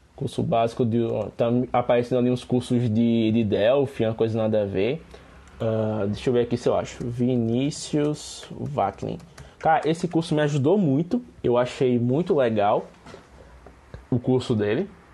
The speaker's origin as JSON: {"language": "Portuguese", "town": "Penedo", "region": "Alagoas", "country": "Brazil", "said": "eu sou de Penedo, mas ambos somos de Alagoas"}